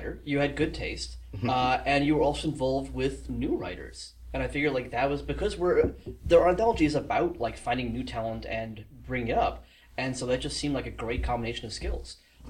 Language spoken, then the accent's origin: English; South Africa; now in Toronto, Canada; I'm South African, ended up here by accident. Bounced around the world, decided to... I moved to Toronto a couple years back